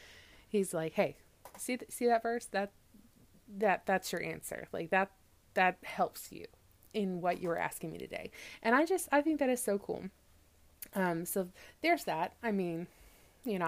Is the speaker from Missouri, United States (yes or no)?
yes; Missouri, United States; I grew up in Missouri, in the middle of the U.S.